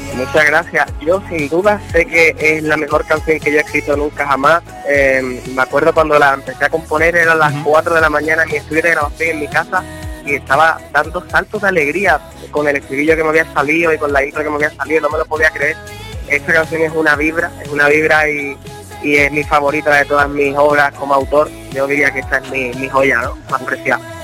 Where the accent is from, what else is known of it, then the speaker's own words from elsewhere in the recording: Andalusia, Spain; moved away; mi tierra Andalucía